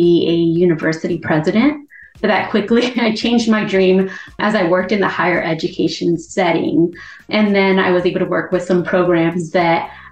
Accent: Miami, Florida, United States; moved away as an adult; I graduated from the public school system in Miami-Dade County, where we had 900 students in my graduating class

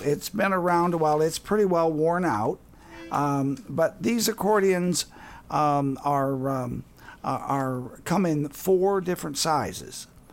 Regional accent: Wisconsin, United States; now in southern Indiana, United States; I'm from Wisconsin

